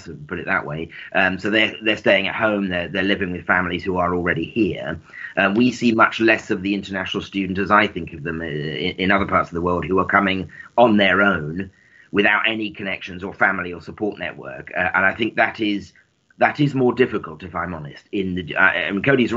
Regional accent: United Kingdom; now in United Arab Emirates; I'm British

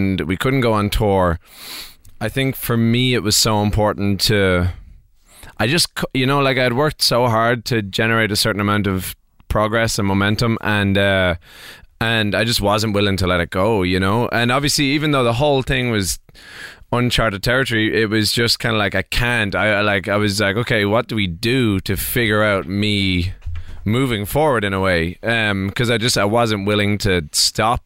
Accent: Ireland; I'm an Irish singer-songwriter

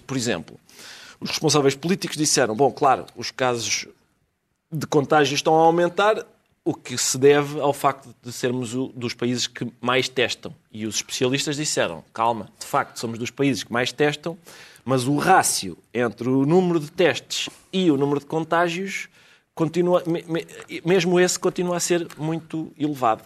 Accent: Lisbon, Portugal; eu nasci em Lisboa e agora que é aqui no Sul, a minha família é do Norte

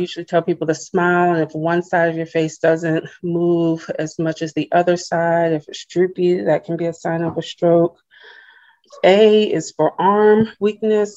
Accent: Charleston, South Carolina, United States; moved away as an adult; also born or lived in Birmingham, Alabama; I'm from Charleston, South Carolina, born um, and lived there most of my life

